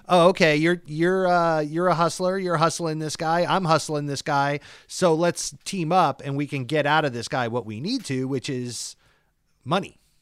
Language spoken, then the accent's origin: English; St. Augustine, Florida, United States; moved away; several years of my childhood growing up in the South in Florida